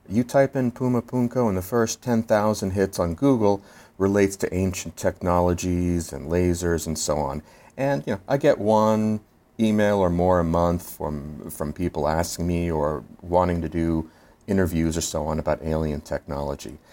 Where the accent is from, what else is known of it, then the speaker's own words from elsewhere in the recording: Philadelphia, Pennsylvania, United States; I'm from Philadelphia, and we have our Liberty Bell